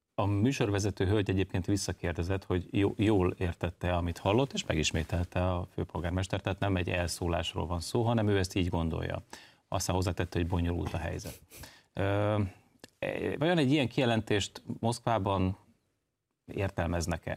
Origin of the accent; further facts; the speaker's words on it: Budapest, Hungary; én úgy nőttem föl, hogy a BKV-n nem volt klíma